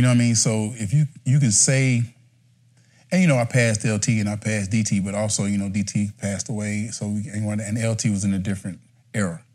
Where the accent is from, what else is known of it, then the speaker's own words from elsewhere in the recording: Timmonsville, South Carolina, United States; moved away; I came from Timbersville, South Carolina. Small town. Population 1,000